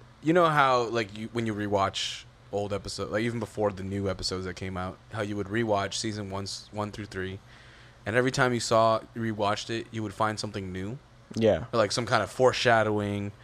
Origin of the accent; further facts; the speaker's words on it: the Bay Area, California, United States; I'm from the Bay